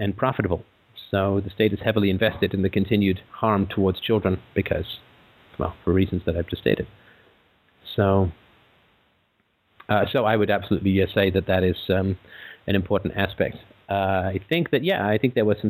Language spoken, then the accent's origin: English; England, United Kingdom; growing up in England